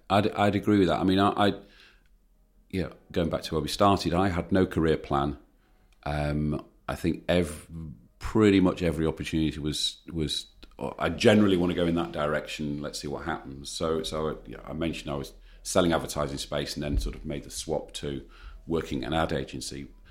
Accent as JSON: {"language": "English", "country": "United Kingdom", "said": "we're British"}